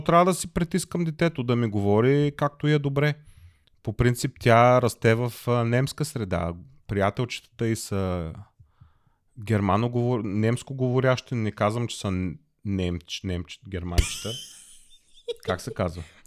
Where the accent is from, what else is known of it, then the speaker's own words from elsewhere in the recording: Plovdiv, Plovdiv Province, Bulgaria; moved away as an adult; now in Germany; аз съм българин, роден съм в България, роден съм в Пловдив, до 30 години съм живял в България